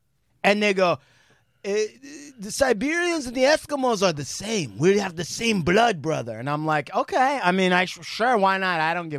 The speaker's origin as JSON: {"language": "English", "country": "United States", "said": "It doesn't matter. I'm an American Indian, so we have a license for fire."}